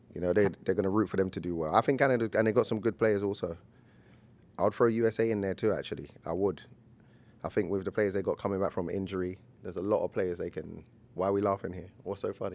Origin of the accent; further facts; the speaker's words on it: England, United Kingdom; As an Englishman